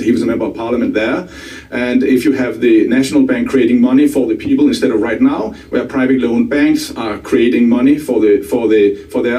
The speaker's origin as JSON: {"language": "English", "country": "Denmark", "said": "I'm from Denmark"}